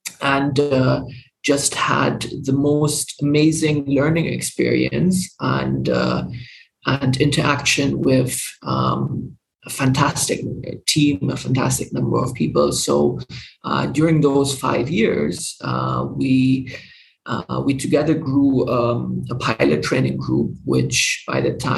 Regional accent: Dubai, United Arab Emirates; also born or lived in Germany; So I'm originally German, but I grew up in the Middle East, in Dubai.

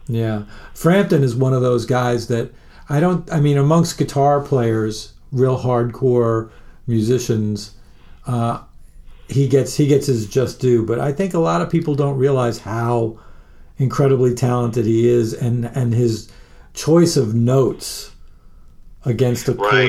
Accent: Long Island, New York, United States; I grew up in Long Island or on Long Island

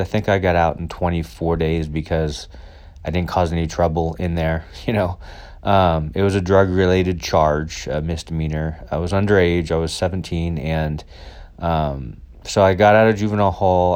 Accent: United States; I'm white and I'm American

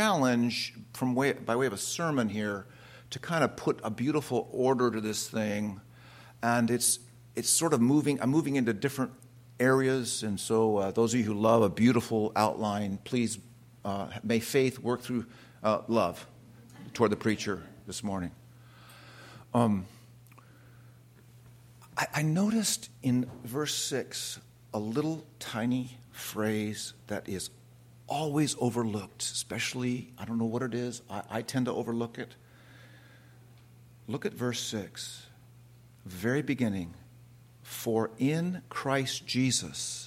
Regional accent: California, United States; I'm from California

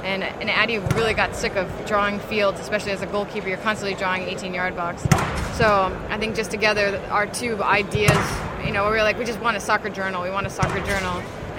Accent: North Haven, Connecticut, United States; I was just cut off. I'm from North Haven, Connecticut.

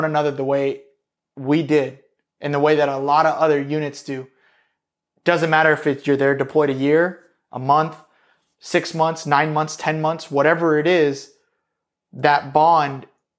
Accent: East Coast, United States; I'm from the East Coast, so I'm going back to the East Coast.

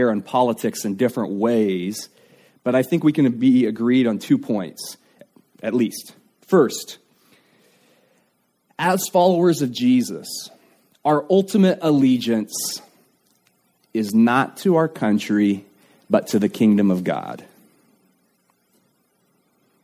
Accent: United States; as an American

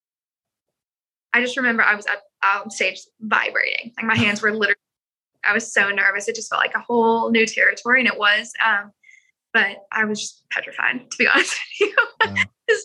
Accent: Columbia, Missouri, United States; moved away as an adult; also born or lived in Kansas City; now in Nashville, United States; I'm from Missouri originally

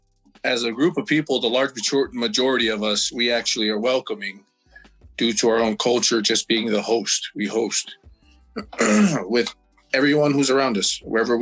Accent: American Samoa; now in United States; when I was growing up in Samoa

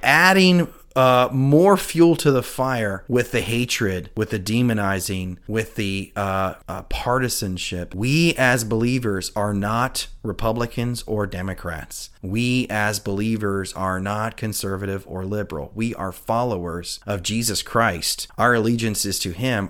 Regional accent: United States; as an American

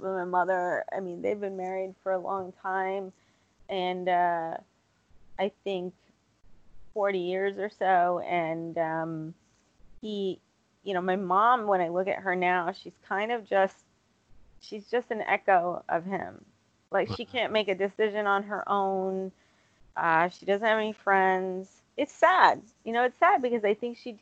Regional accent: United States; as an American girl, right, which I was born and raised in this country

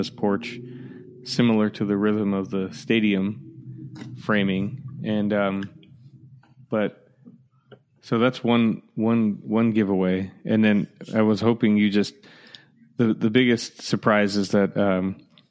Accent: Connecticut, United States; now in Michigan, United States; growing up in Connecticut

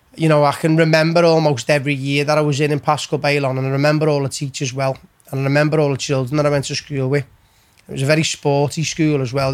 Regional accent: Liverpool, North West England, United Kingdom; also born or lived in County Road, Liverpool / Texas; we built a house in Keswick Way, in Bowring Park in L16. Um, so we moved there

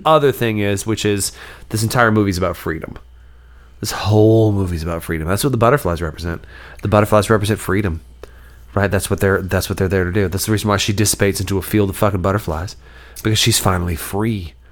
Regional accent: the South, United States; As a Southerner

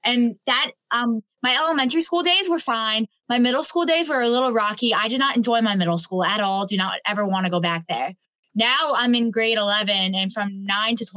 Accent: Huntington, New York, United States; also born or lived in Northport, New York; I was born on August 5th, 2004 in Huntington, I think in Huntington Hospital. I was born somewhere in New York

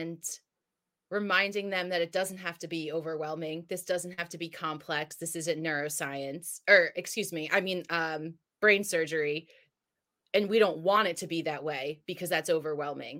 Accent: New Jersey, United States; now in San Diego, United States; I'm from Jersey. I live in San Diego now

